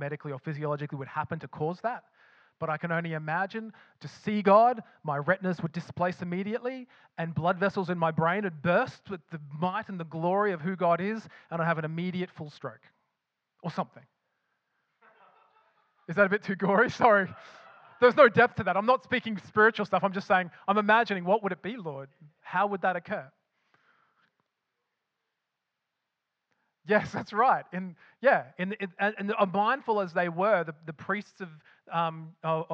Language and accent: English; Australia; accent: Australian; now in Scotland; with my accent, betrays that I lived in Australia